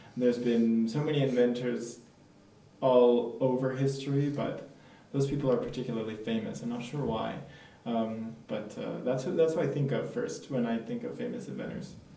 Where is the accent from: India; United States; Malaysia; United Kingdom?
United States; moved away as an adult; now in France; I'm American.